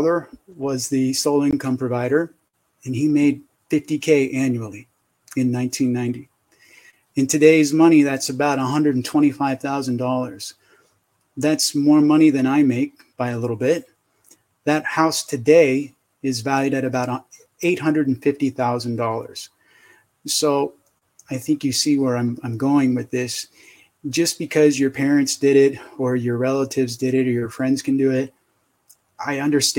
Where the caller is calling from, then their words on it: San Diego, California, United States; San Diego.